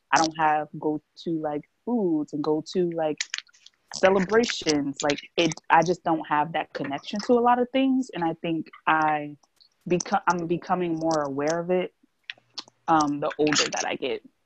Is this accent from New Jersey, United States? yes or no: yes; New Jersey, United States; I'm from New Jersey